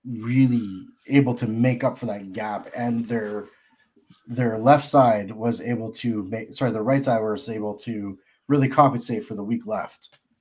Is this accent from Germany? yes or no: no; Canada; I'm a Canadian